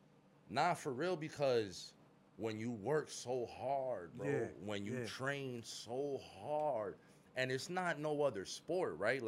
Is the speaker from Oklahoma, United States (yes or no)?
no; Florida, United States; also born or lived in New York; I'm a Florida boy